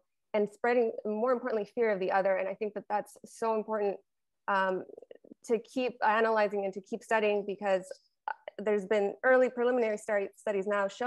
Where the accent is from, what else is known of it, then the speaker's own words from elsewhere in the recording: El Paso, Texas, United States; moved away; that's my hometown. I went to high school 5 minutes from there.